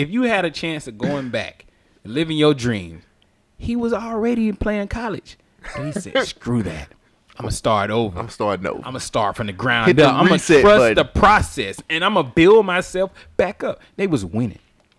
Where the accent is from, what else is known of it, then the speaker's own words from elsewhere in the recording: Hurricane, United States; Like, I'm from Hurricane.